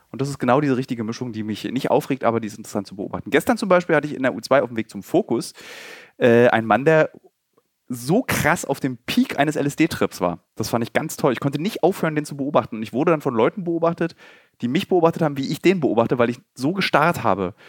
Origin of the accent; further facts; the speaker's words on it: Berlin, Germany; gebürtige Berliner